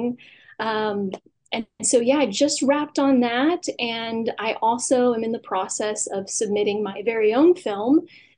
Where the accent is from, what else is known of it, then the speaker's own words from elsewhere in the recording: Newville, Pennsylvania, United States; moved away; I grew up in Newville, Pennsylvania.